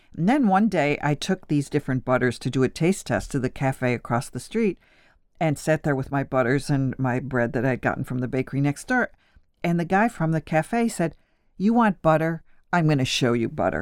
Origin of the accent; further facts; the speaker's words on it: Buffalo / Niagara Falls, New York, United States; moved away as an adult; now in Paris, France; My Sicilian grandfather taught me how to cook in Buffalo, New York, and my father was a small Italian food merchant in Niagara Falls